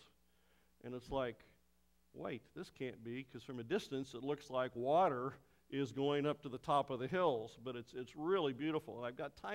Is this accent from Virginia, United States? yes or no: no; Oklahoma, United States; I'm from Oklahoma